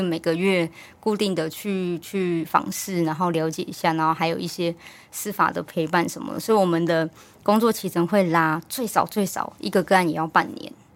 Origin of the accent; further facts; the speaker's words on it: Hualien, Hualien County, Taiwan; moved away as an adult; also born or lived in Taipei; 我本身是花莲人嗯。我又读花莲的大学，然后就也在花莲找第一份工作